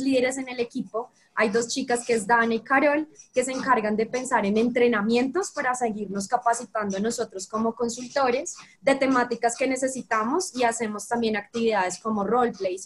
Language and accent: Spanish; Bogotá, Colombia; also born or lived in Brazil; soy de Bogotá, Colombia. Viví dos años y medio en Brasil